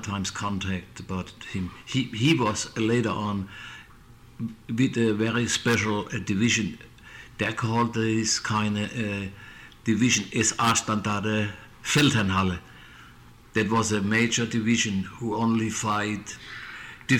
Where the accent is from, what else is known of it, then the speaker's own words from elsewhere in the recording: near Mannheim, Baden-Württemberg, Germany; English is a second language; moved away; my hometown was about 8 miles away from city of Mannheim.